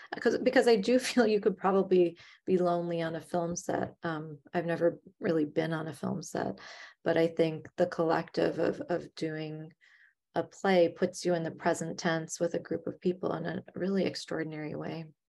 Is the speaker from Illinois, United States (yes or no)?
yes; Chicago, Illinois, United States; now in New York, United States; I'm from Chicago, which is much more of a theater company kind of town.